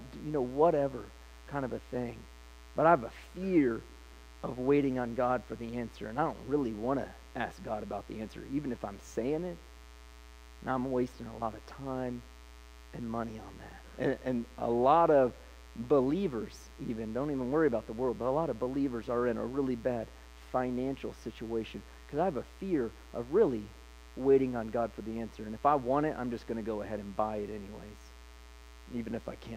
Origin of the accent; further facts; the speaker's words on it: Licking County, Ohio, United States; also born or lived in Columbus, Ohio; we grew up in Licking County